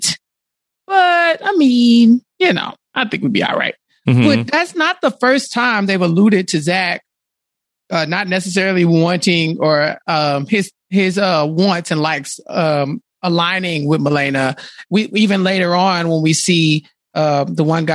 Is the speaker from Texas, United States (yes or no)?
yes; Texas, United States; I'm from Texas.